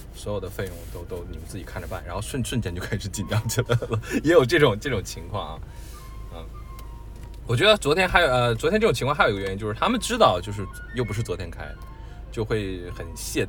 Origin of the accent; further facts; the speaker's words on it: Northeast China, China; now in Beijing, China; 比如说我是东北人，我就不太喜欢我家乡很地道的东北话，我就觉得有点土